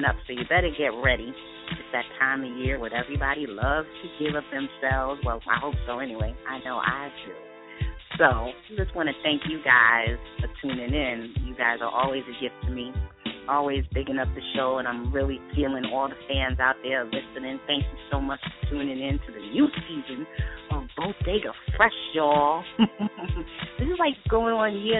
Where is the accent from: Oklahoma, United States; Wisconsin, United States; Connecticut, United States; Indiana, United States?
Connecticut, United States; Stamford; I'm from Stanford